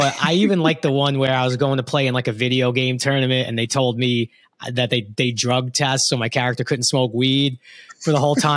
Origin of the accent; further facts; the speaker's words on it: New York City, New York, United States; I'm from Brooklyn. I'm not actually from Queens